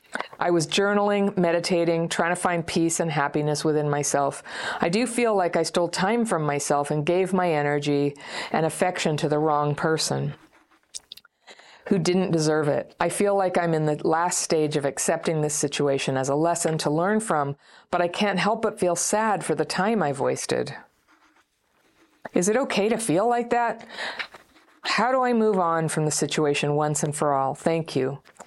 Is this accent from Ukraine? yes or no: yes; Ukraine; English is a second language; moved away; Last year, a tragic situation happened in my country, the war. I'm from Ukraine. And at the beginning of the war, I had to flee the country and stay at my friend's in Berlin.